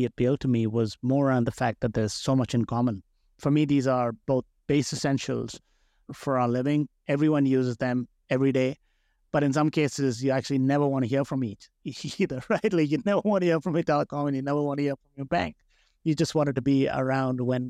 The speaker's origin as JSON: {"language": "English", "country": "India", "tie": "born or raised there", "moved": "yes", "lives_now": "Canada", "said": "I grew up in India"}